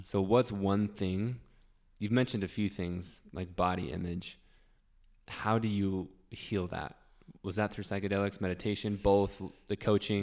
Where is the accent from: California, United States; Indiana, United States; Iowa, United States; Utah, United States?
Utah, United States; I've been born and raised in Utah, lived here my whole life